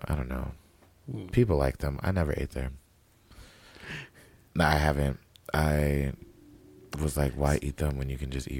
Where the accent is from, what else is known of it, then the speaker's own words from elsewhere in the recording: Las Vegas, Nevada, United States; my people live near there. Because, you know, we're from Vegas.